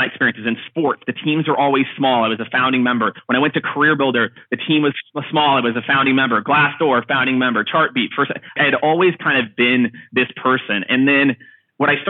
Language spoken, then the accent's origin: English; Kansas City, Missouri, United States; moved away as an adult; also born or lived in Midwest farm / Florida; moved to Kansas City, when I was seven, had a really kind of unique opportunity then to, you know, kind of grow up in more of like an urban city environment